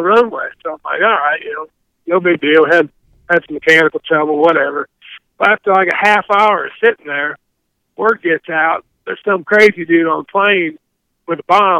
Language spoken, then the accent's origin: English; Midwest, United States; And growing up in the Midwest, see a little rough water on the Mississippi River and, you know, rainy lakes and some of the lakes we fish and whatnot.